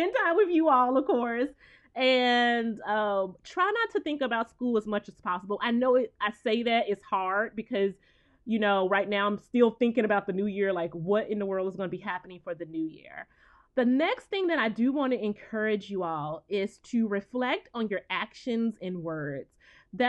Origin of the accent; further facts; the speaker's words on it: the South, United States; I'm from the South